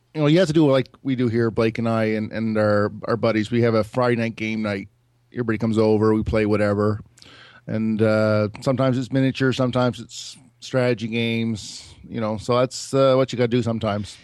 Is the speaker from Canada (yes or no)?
yes; Moncton, New Brunswick, Canada; from Moncton